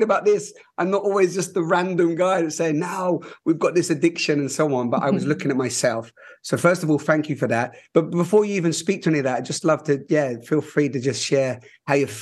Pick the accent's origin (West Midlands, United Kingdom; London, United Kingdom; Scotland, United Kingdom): London, United Kingdom; I'm a little bit West London